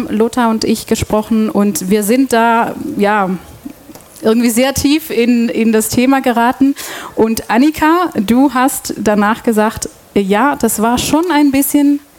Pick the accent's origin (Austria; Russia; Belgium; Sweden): Belgium; Antwerp, Flanders; German is a second language; moved away as an adult; also born or lived in Brussels; now in Ulm, Germany; Ähm, ich komme aus Belgien, wohne seit sechs Jahren in Ulm und bin seit 2014 bei Radio FreeFM. Ich komme ursprünglich ähm, aus Antwerpen